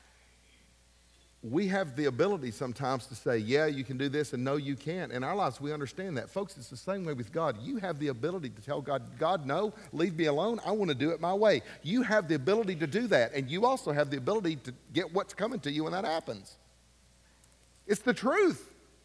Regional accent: Ashland, United States; the dentist we grew up with in Ashland

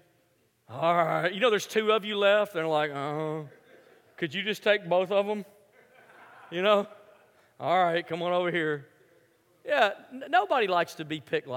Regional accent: Memphis, Tennessee, United States; moved away; I grew up in Memphis, which is a basketball city

